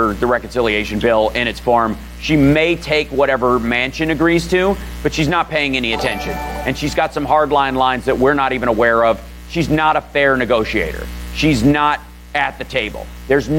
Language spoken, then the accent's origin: English; Kentucky, United States; growing up in Kentucky